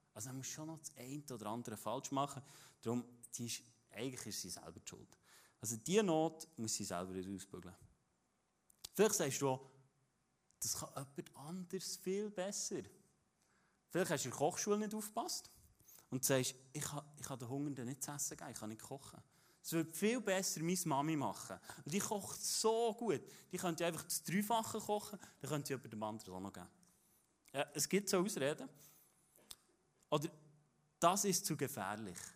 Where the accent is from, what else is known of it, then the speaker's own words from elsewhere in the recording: Interlaken, Bern, Switzerland; das ist von dort, wo ich herkomme